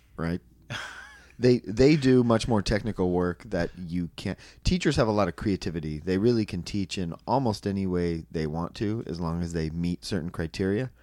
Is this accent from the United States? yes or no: yes; Anaheim, California, United States; moved away as an adult; now in Santa Cruz, United States; I'm from Anaheim. I moved to Santa Cruz